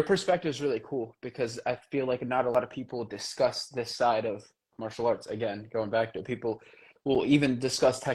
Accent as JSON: {"language": "English", "town": "Bristol", "country": "United States", "tie": "born or raised there", "said": "I grew up in Bristol. I grew up, in, Hull Street. I grew up all over Bristol."}